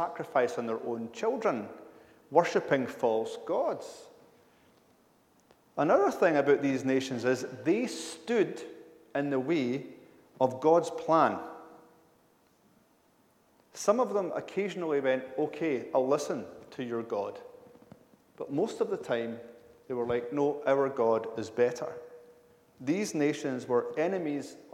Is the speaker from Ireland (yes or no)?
no; United Kingdom